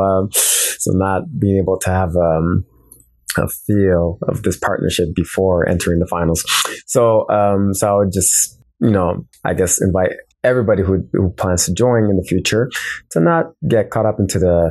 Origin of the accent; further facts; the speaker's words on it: Montreal, Quebec, Canada; I'm from Montreal, Quebec, Canada